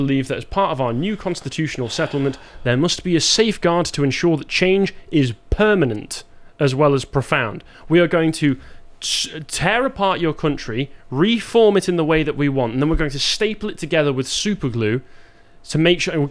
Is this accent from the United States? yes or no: no; England, United Kingdom; I'm British, but I'm also English